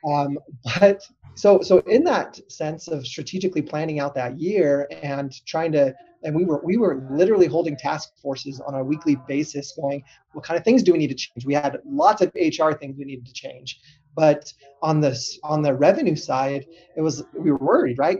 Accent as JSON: {"language": "English", "region": "Southern California", "country": "United States", "tie": "born or raised there", "said": "growing up in Southern California"}